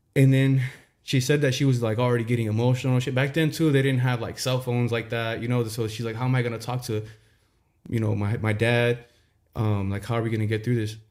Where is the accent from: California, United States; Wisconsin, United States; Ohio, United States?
California, United States; Santa Ana; also born or lived in Tustin; growing up in Santa Ana